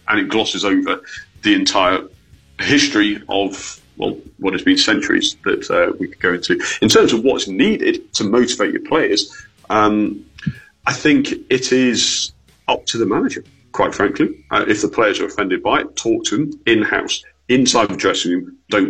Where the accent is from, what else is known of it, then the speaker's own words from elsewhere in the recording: England, United Kingdom; as an Englishman